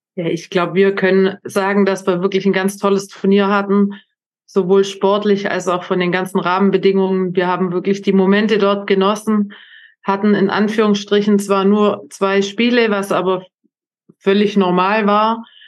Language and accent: German; Germany; als Deutscher